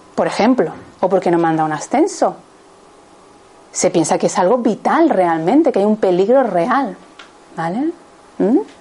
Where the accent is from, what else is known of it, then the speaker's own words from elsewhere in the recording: Seville, Andalusia, Spain; yo soy de Sevilla